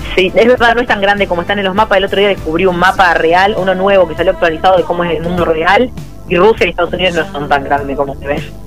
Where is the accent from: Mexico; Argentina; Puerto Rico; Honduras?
Argentina; tenemos como Argentina dos desafíos